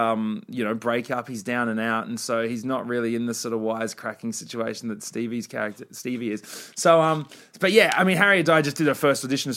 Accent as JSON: {"language": "English", "country": "Australia", "tie": "born or raised there", "said": "my years growing up in Australia"}